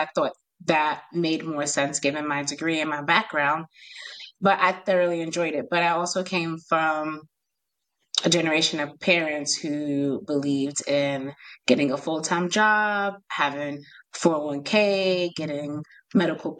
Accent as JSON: {"language": "English", "region": "New York", "country": "United States", "said": "I'm from New York, so I have a crazy accent."}